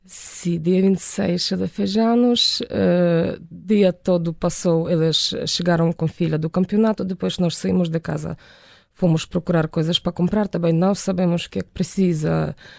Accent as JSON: {"language": "Portuguese", "country": "Ukraine", "second_language": "Portuguese", "moved": "yes", "lives_now": "Portugal"}